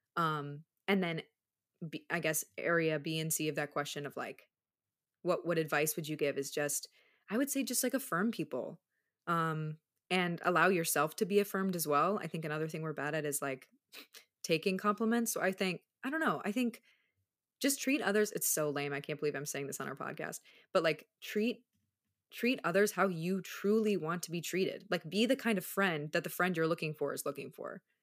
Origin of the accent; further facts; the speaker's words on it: Minneapolis, Minnesota, United States; also born or lived in Charlotte, North Carolina; now in Chicago, United States; I grew up in the Midwest, like, partially. I spent ten years in Minneapolis before moving to Charlotte